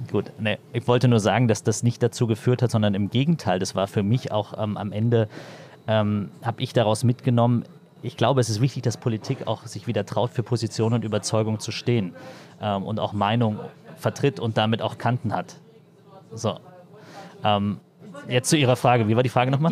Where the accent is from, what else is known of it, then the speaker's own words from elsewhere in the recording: Berlin, Germany; Ich bin im Osten äh, groß geworden, bin in Berlin aufgewachsen, in Marzahn-Hellersdorf